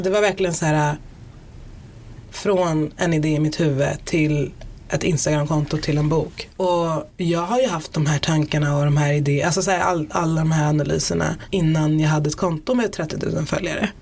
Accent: Stockholm, Stockholm County, Sweden; jag brukar identifiera mig som stockholmare

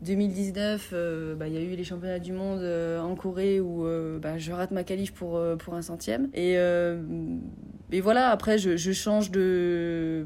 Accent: Sarreguemines, Grand Est, France; moved away as an adult; ici en Moselle, chez moi à Sarreguemines, parce que bah, c'est de là où je viens

